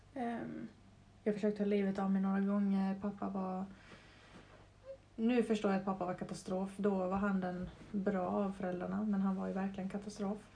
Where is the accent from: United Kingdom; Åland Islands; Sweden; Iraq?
Åland Islands; Brändö, Åland; also born or lived in Mariehamn; längst bort på Åland på Brändö som är en ö med 400 människor. Så jag, växer, jag växte upp verkligen i skärgård